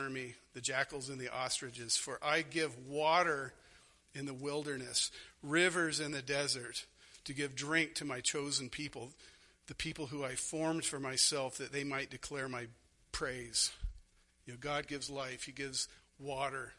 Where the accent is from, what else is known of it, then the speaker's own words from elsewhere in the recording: Arizona, United States; moved away; I grew up in Arizona.